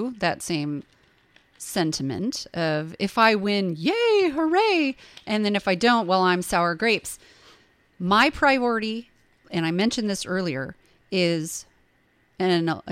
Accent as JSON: {"language": "English", "country": "United States", "also_born_or_lived": "California", "said": "as an American"}